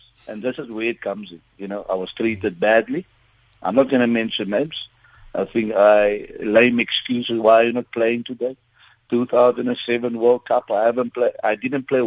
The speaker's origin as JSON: {"language": "English", "town": "Stellenbosch", "region": "Western Cape", "country": "South Africa", "said": "the area I come from is Stellenbosch. I come from Clutersville."}